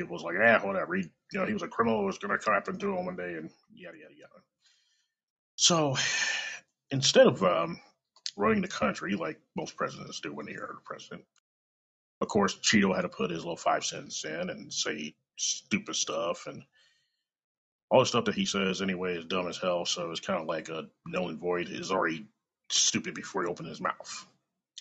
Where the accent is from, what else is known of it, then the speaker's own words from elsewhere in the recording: Kansas City, Missouri, United States; I'm live and direct from Kansas City, Missouri, my hometown